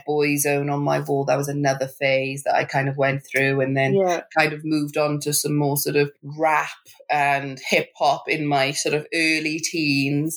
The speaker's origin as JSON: {"language": "English", "region": "Wales", "country": "United Kingdom", "tie": "born or raised there", "moved": "as an adult", "lives_now": "London, United Kingdom", "said": "I moved to London because I used to live in Wales, and so I grew up in Wales"}